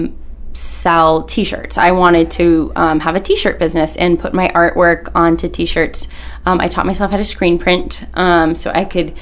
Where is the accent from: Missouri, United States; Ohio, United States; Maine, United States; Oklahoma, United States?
Maine, United States; South Portland; born and raised in South Portland, so I'm a Mainer at heart forever